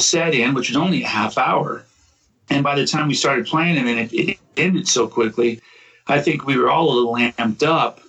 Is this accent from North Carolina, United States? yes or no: no; Southern California, United States; moved away as an adult; also born or lived in Oklahoma; now in Massachusetts, United States; I grew up in Southern California for the most part